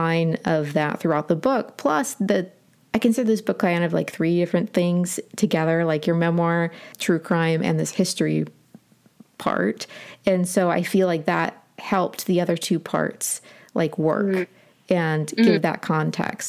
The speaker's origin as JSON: {"language": "English", "town": "Portsmouth", "region": "Ohio", "country": "United States", "tie": "born or raised there", "said": "There was an Underground Railroad station in Portsmouth where I grew up"}